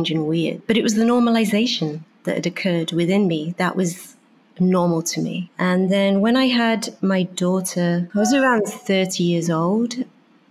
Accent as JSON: {"language": "English", "region": "Wales", "country": "United Kingdom", "tie": "born or raised there", "also_born_or_lived": "Beijing / Hong Kong / Germany / London", "moved": "as an adult", "lives_now": "New York, United States", "said": "Growing up in Wales"}